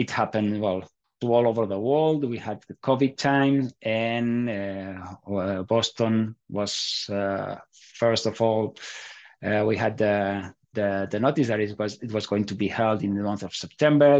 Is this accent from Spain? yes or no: yes; Barcelona, Catalonia, Spain; also born or lived in Andorra; now in Madrid, Spain; I was born in Barcelona. I'm an Andorran citizen